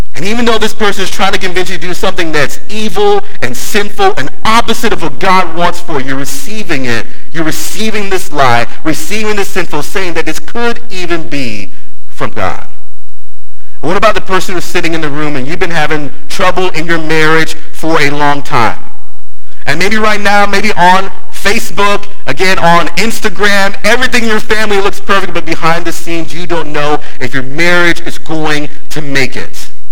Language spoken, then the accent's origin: English; Palm Beach County, South Florida, United States; I grew up in Palm Beach County